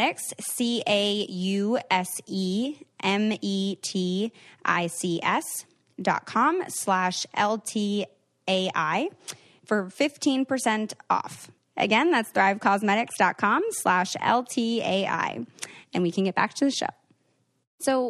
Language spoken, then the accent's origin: English; Seattle, Washington, United States; Seattle, which is my hometown